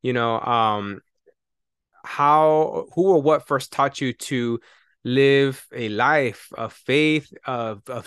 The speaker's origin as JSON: {"language": "English", "town": "Tualatin", "region": "Oregon", "country": "United States", "tie": "born or raised there", "also_born_or_lived": "Los Angeles, California", "said": "I was born in California, in Los Angeles, and we moved here to a suburb, Tualatin, Oregon, when I was like 7 or 8. And so I've spent the majority of my life in, you know, white suburbia."}